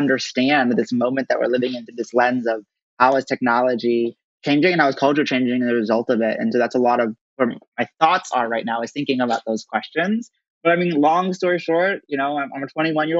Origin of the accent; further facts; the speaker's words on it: Princeton, New Jersey, United States; grew up in Princeton, New Jersey, which I consider to be the greatest town on earth, where I am right now